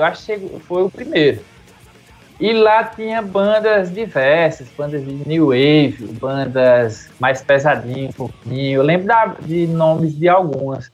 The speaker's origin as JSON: {"language": "Portuguese", "town": "Campina Grande", "region": "Paraíba", "country": "Brazil", "tie": "born or raised there", "also_born_or_lived": "Monteiro, Paraíba", "said": "eu nasci em Monteiro, na Paraíba. Fui para Campina Grande, eu acho com 10 anos de idade"}